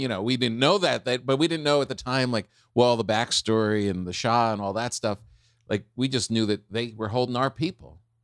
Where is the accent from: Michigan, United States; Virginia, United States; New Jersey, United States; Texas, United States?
New Jersey, United States; where I grew up in New Jersey